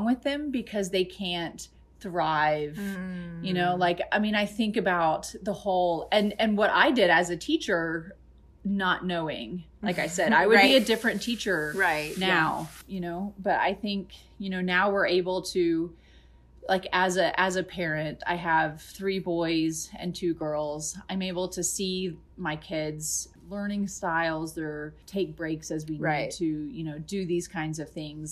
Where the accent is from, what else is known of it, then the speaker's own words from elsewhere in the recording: Georgia, United States; my childhood, I grew up in Georgia